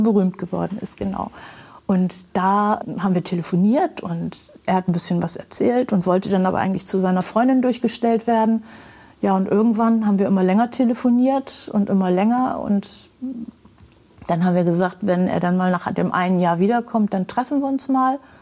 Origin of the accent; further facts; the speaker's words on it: Bremen, Germany; ich bin in Bremen geboren und eigentlich hier sehr verwurzelt und wollte nie woanders hin